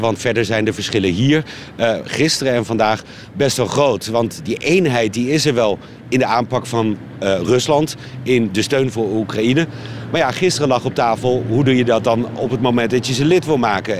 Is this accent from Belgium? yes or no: no; Netherlands; Ik als Hollander